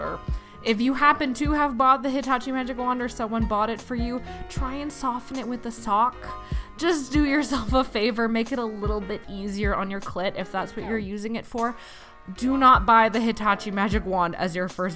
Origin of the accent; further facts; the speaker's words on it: Canada; I'm from Canada